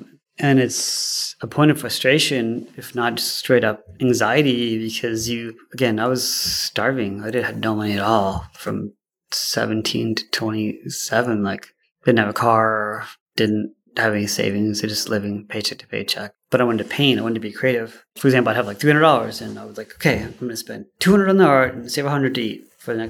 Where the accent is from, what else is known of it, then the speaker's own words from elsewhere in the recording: Houston, Texas, United States; also born or lived in Sarasota, Florida; We moved to Houston when I was 10 in 1980